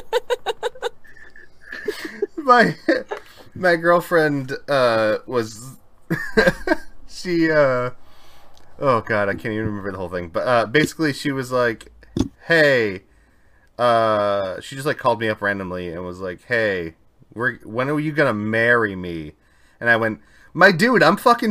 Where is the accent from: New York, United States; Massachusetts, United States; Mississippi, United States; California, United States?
Massachusetts, United States; Boston; I am from Boston